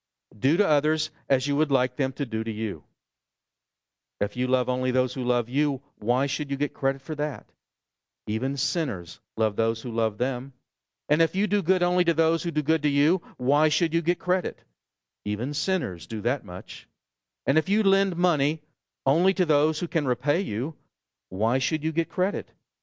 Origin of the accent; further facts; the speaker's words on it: New Jersey, United States; I'm from Jersey, and we're used to, you know, kind of getting onto each other.